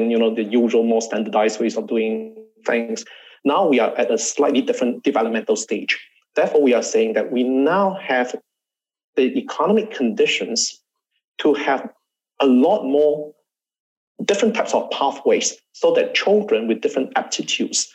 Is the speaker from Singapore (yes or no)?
yes; Singapore; I'm Singaporean